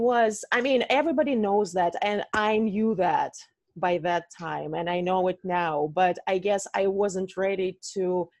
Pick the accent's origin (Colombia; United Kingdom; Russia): Russia; moved away; I told you I'm from Russia